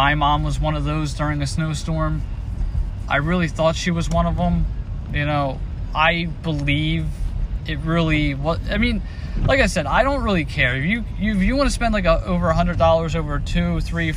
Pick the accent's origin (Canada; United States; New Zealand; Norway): United States; as an American